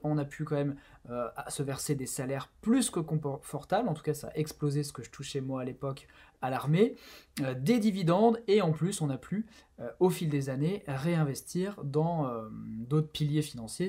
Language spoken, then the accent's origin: French; Ardèche, Auvergne-Rhône-Alpes, France; moved away as an adult; also born or lived in northern France / Saint-Maixent-l'École / Versailles; Je suis originaire du nord de la France, mais mes parents ont décidé de déménager en Ardèche quand j'avais 8 ans. Euh, c'est là où euh, j'ai passé euh, mon adolescence